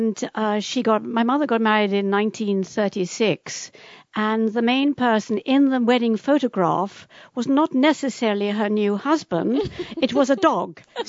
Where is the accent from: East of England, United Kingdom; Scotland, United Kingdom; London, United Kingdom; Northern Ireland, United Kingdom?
London, United Kingdom; accent: London accent; I was sort of brought up in London, I suppose I do have a London accent